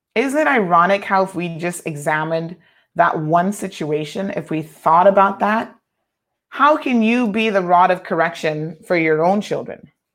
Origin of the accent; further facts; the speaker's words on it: United States; now in Cayman Islands; I grew up primarily in the States